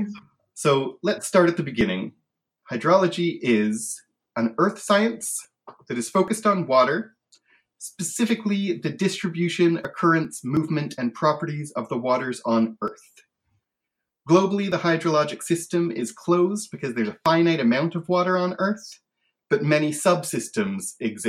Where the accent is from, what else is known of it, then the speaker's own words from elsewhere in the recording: Canada; As a Canadian, I grew up in the part of Canada where there was a lot of French